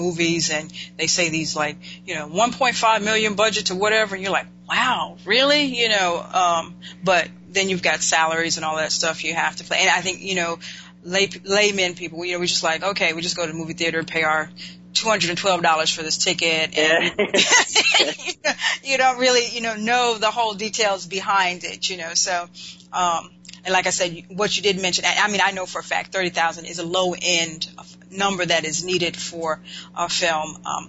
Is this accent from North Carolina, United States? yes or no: yes; Winston-Salem, North Carolina, United States; my home state, North Carolina, Winston-Salem